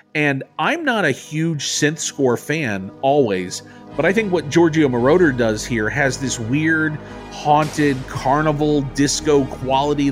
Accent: Florida, United States; I grew up in Florida, so I had a lot of time in Florida in the early and the mid-80s

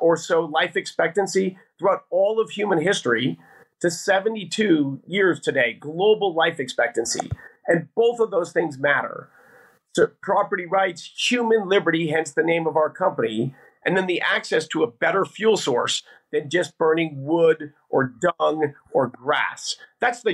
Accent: Denver, Colorado, United States; I grew up here in Denver, Colorado

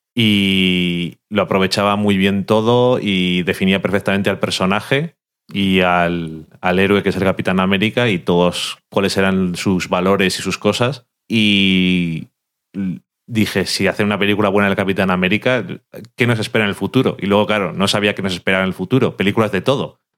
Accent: Burgos, Castile and León, Spain; yo soy de Burgos también y también me sé los pueblecicos

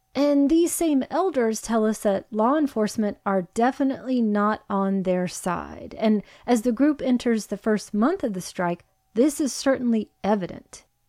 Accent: Virginia, United States; which is where both you and I are from. We're not from Central Park West or anything like that. Hard Scrabble, Oklahoma, and Virginia

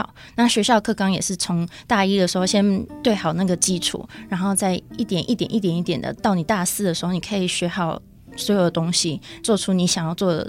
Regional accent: Tainan, Taiwan; moved away as an adult; also born or lived in Taipei; now in Hsinchu, Taiwan; 我是来自台南，

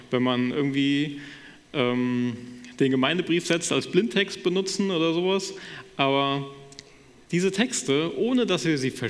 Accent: Wissenbach, Hesse, Germany; So in meiner Heimatgemeinde in Wissenbach wird das quasi noch gemacht

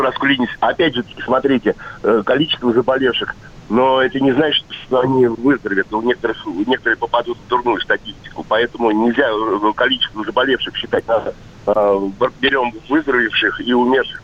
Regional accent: Moscow, Russia; now in Vladimir Oblast, Russia; по э, Владимирской области обитаю, хотя я коренной москвич.

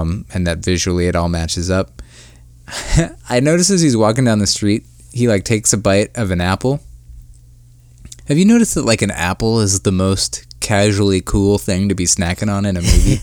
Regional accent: Akron, Ohio, United States; my hometown, Akron, Ohio

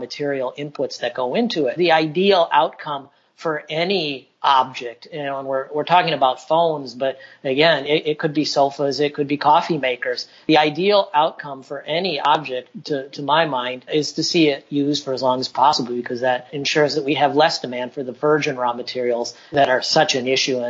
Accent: Northern United States, United States; I had grown up around Goodwills in the United States. I come from the Northern United States

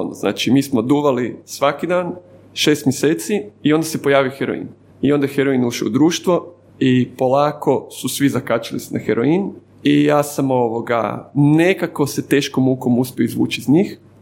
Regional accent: Zagreb, City of Zagreb, Croatia; also born or lived in Dubrava; odrasam sam u Sopotu

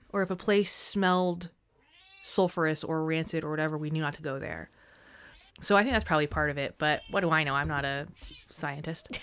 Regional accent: United States; I grew up in the United States

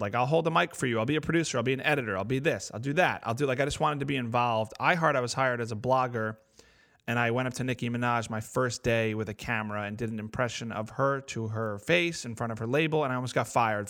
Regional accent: New Jersey, United States; I'm from North Jersey

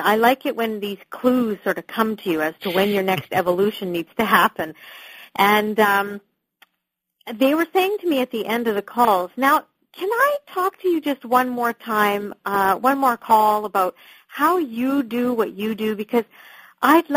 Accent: Canada; moved away as an adult; now in London, United Kingdom; I am actually a Canadian, but I am living in just outside of London, the U.K.

